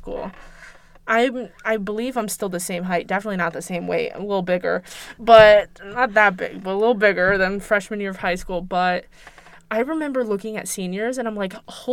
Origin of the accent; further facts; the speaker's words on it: East Coast, United States; I grew up on the East Coast